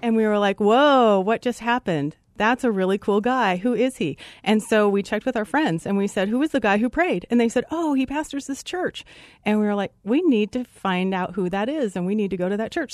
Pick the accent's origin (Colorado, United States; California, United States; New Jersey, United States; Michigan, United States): Colorado, United States; Originally from Colorado